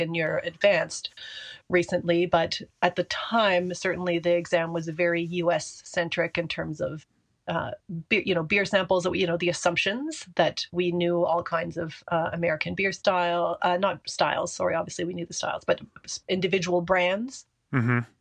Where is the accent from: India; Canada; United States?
Canada; I am French Canadian, and my father was born in Italy, so I had the extremely good fortune of, you know, being trilingual by the time I was, you know, three or four years old